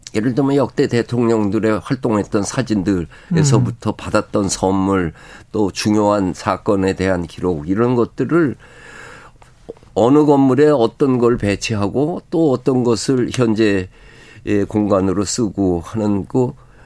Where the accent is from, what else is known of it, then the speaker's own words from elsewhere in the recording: Seoul, South Korea; 내 고향 서울